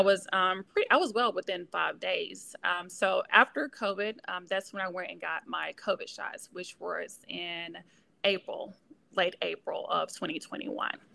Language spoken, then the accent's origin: English; Pope, Mississippi, United States; moved away as an adult; now in Memphis, United States; I am originally from Mississippi, a small town called Pope, Mississippi